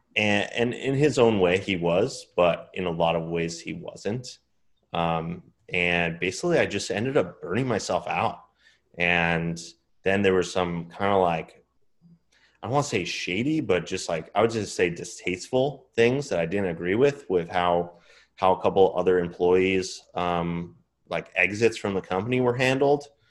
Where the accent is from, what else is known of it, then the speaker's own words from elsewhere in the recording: Long Island, New York, United States; I was born in New York on Long Island, and then I grew, I mean, I grew up there, was there until I turned eighteen